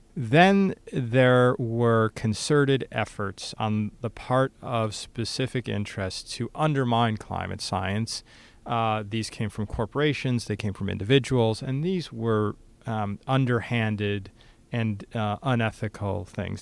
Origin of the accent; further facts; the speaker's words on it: United States; my day to day existence as American